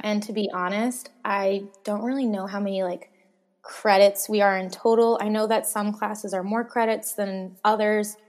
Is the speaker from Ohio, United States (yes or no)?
no; Boston, Massachusetts, United States; I'm from Boston and I loved Boston